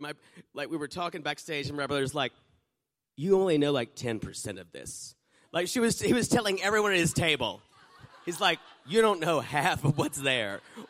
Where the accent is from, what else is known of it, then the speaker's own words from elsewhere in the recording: South Carolina, United States; moved away; I was born in South Carolina